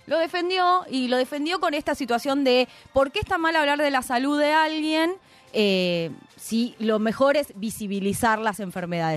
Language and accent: Spanish; Argentina